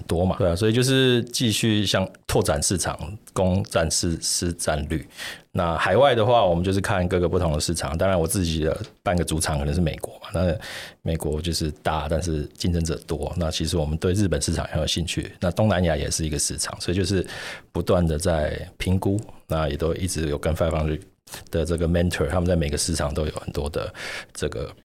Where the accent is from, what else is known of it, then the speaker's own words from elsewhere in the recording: Taiwan; 我们台湾人